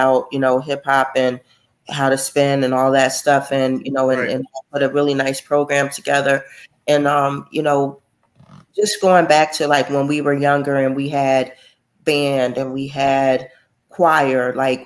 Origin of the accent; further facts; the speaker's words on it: Trenton, New Jersey, United States; our hometown of Trenton, New Jersey